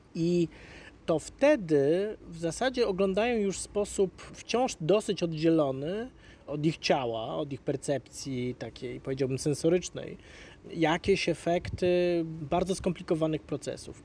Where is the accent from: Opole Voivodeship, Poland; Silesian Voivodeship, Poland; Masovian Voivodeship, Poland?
Masovian Voivodeship, Poland; Warsaw; Ja wychowywałem się na Ursynowie